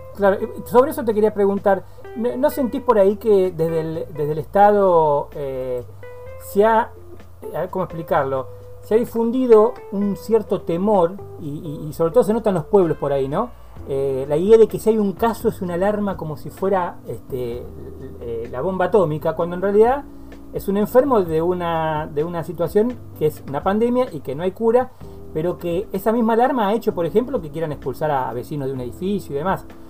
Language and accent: Spanish; Dolores, Buenos Aires Province, Argentina; donde soy oriundo, allí nací en Dolores